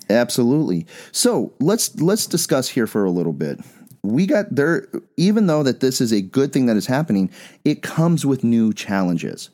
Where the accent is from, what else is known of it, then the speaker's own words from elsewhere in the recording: Bisbee, Arizona, United States; moved away; also born or lived in Phoenix; I'm from Bisbee